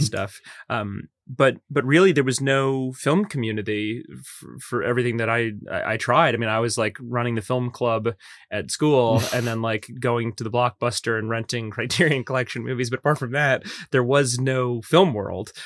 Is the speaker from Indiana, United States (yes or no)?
no; Metairie, Louisiana, United States; moved away as an adult; now in Los Angeles, United States; I grew up in Old Metairie